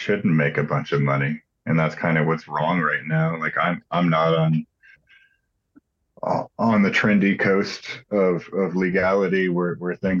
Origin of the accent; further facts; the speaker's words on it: Houston, Texas, United States; I grew up in Houston